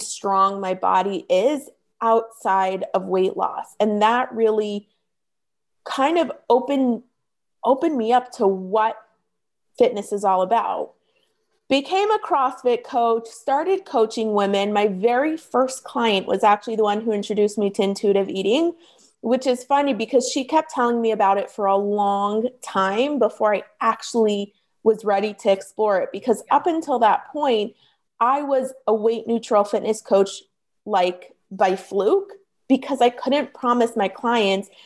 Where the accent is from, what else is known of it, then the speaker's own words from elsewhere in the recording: Toronto, Ontario, Canada; moved away as an adult; now in California, United States; when I was moving from Toronto, where I'm from, to California